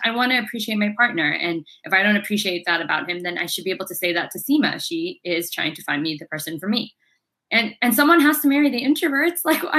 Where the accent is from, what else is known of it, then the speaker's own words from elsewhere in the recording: London, United Kingdom; also born or lived in United States; But I was raised in London and the US